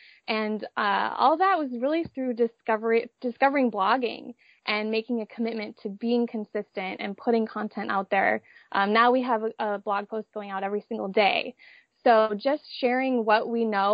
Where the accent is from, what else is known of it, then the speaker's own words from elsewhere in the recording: Minnesota, United States; moved away as an adult; now in San Diego, United States; I grew up in Minnesota, but moved out to San Diego for college